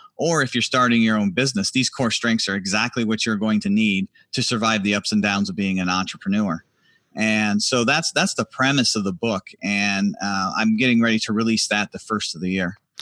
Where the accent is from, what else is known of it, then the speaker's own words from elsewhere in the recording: Harrisville, New York, United States; moved away as an adult; also born or lived in Washington, D.C.; I'm originally from a little town called Harrisville, New York